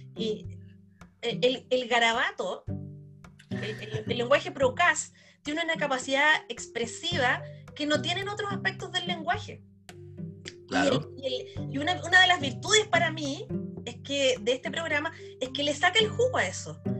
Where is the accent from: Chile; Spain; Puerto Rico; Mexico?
Chile; nosotros como chilenos, como espectadores chilenos